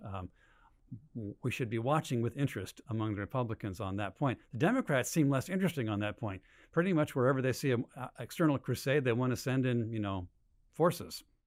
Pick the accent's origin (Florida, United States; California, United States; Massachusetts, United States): California, United States; Berkeley; born and raised in Berkeley